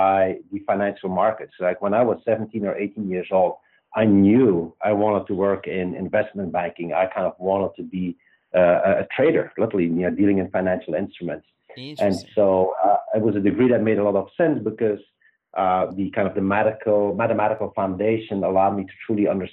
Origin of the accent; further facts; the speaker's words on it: Belgium; accent: Belgian; moved away as an adult; also born or lived in Luxembourg; now in United States; I grew up in Belgium, pretty much lived there till I was 26